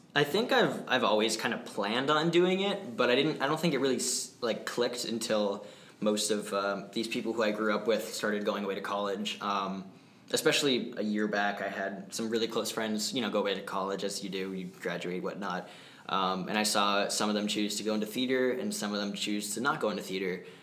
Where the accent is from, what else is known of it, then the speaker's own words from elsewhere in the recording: Manchester, New Hampshire, United States; I'm from Manchester, New Hampshire, so that's a, a, fun area to grow up with theater